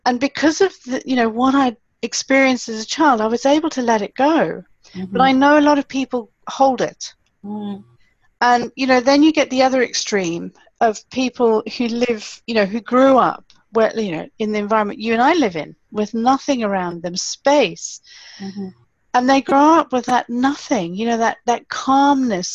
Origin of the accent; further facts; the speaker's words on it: Malawi; I grew up in Malawi, which is fantastic, and we lived in town